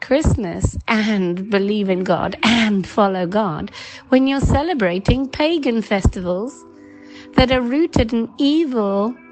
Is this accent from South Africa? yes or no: yes; South Africa; now in England; I'm originally from South Africa